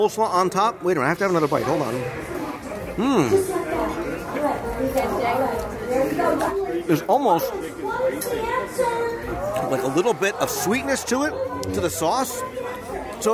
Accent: United States; moved away; also born or lived in Philadelphia; I come from the Jersey, Philadelphia. I went to school near Philadelphia

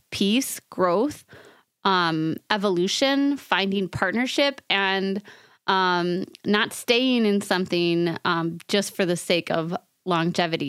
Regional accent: New York, United States; accent: New York; my New York accent

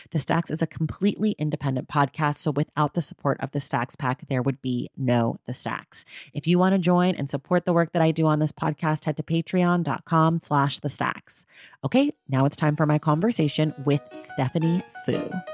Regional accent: Oakland, California, United States; we grew up, uh, you and I, very close to one another. I'm from Oakland

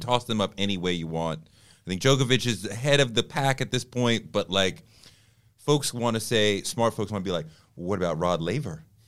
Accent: Boston, Massachusetts, United States; I grew up in Boston.

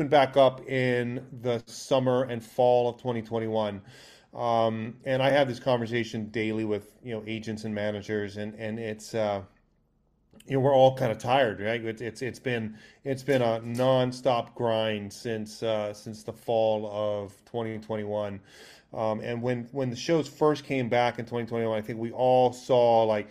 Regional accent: Hawaii, United States; moved away; growing up in Hawaii

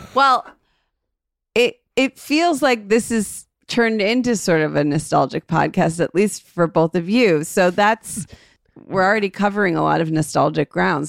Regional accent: Cleveland, Ohio, United States; We grew up in a suburb of Cleveland

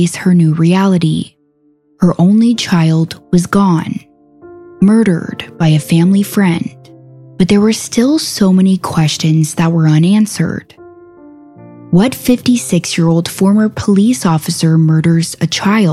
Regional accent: Conroe, Texas, United States; my hometown of Conroe, Texas.

